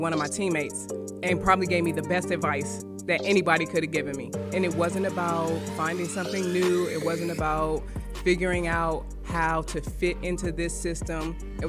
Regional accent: Oxon Hill, Maryland, United States; I'm from Oxon Hill, Maryland. So you kind of put that in with D.C., DMV, D.C., Maryland, Virginia. It's all kind of clumped together the closer you are to Washington, D.C., the city.

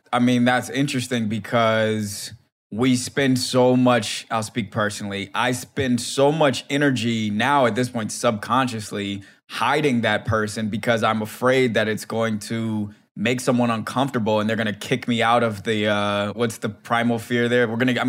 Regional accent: Silver Spring, Maryland, United States; It's not like I'm from DC. I'm from Silver Spring, like I said

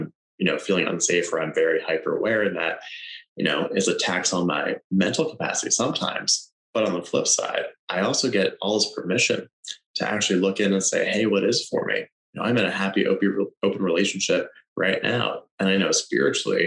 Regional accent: Pennsylvania, United States; moved away; I go back to my home state in Pennsylvania

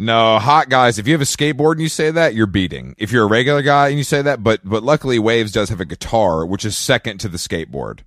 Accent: Georgia, United States; now in Los Angeles, United States; I'm from Georgia

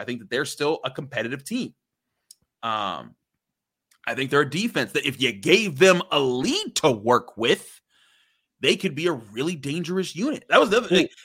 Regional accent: Pittsburgh, Pennsylvania, United States; I grew up in Pittsburgh

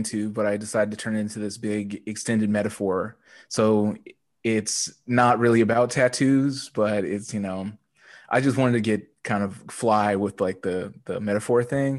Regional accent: Edmonton, Alberta, Canada; I'm originally from Edmonton, Alberta. And when I was growing up, you know, it wasn't like a hip hop place

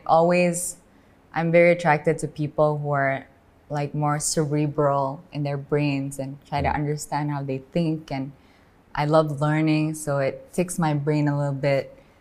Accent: Medan, North Sumatra, Indonesia; I come from Medan in Sumatra.

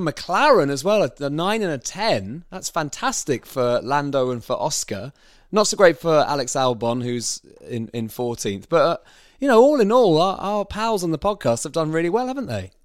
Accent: Bishop's Stortford, East of England, United Kingdom; where did you grow up?" I said, "Well, Bishop Stortford

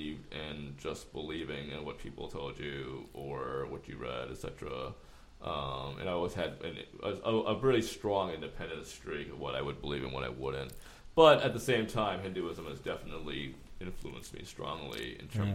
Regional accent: New York City, New York, United States; growing up in Flushing and Corona

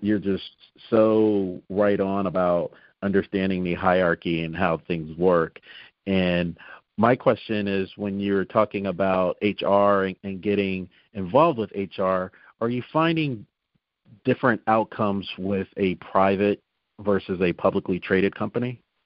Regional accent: New Jersey, United States; moved away; I'm originally from New Jersey, so uh-huh. um, and I tried it down here. I said, well, I'm from South Jersey

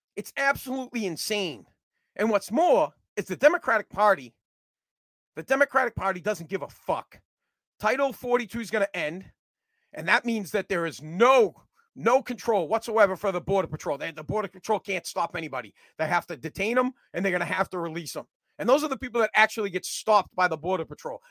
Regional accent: United States; I'm from the United States of America and I speak American

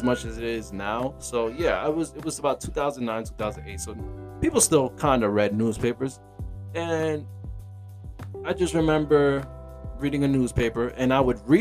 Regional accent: New York City, New York, United States; I'm from Brooklyn, New York

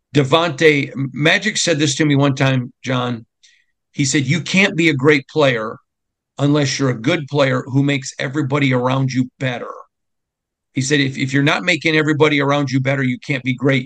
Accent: Lansing, Michigan, United States; moved away; being from Michigan, growing up in Lansing

